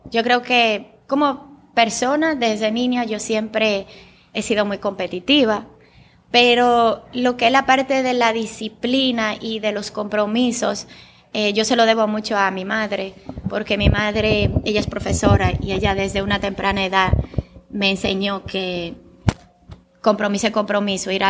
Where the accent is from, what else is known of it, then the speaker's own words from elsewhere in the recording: Bulgaria; first language Bulgarian; Spanish is a second language; en Bulgaria, mi idioma natal, es kata.